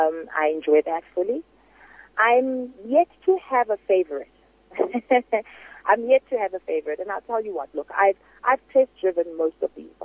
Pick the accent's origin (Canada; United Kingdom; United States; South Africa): South Africa